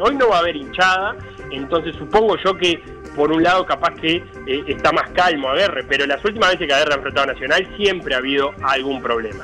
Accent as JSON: {"language": "Spanish", "region": "Montevideo", "country": "Uruguay", "said": "como montevideanos"}